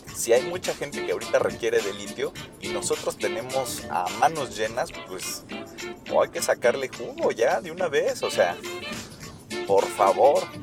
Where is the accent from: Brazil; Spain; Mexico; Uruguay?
Mexico